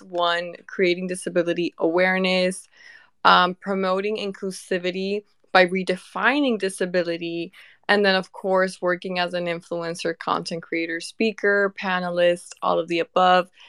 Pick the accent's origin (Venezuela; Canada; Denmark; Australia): Venezuela; now in United States; I am from Venezuela.